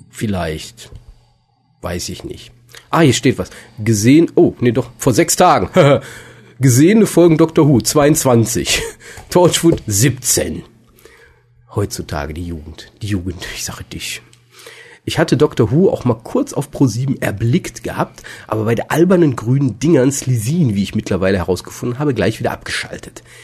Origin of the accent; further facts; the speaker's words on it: Cardiff, Wales, United Kingdom; born there; ich bin in Cardiff geboren. Denkt euch den Rest.